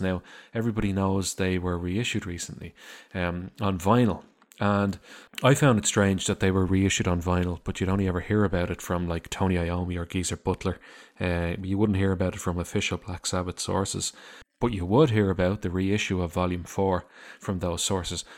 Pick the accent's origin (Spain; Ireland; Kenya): Ireland; I also say lads 'cause I am Irish